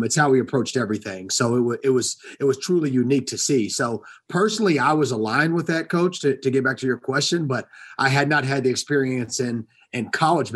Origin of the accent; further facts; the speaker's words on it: Atlanta, Georgia, United States; I grew up in East Atlanta, grew up in the inner city